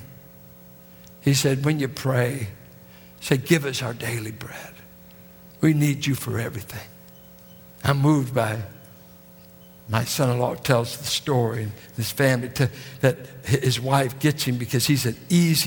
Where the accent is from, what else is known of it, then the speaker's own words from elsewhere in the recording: Richmond, California, United States; people that I grew up with in Richmond, that was in the projects and in the war effort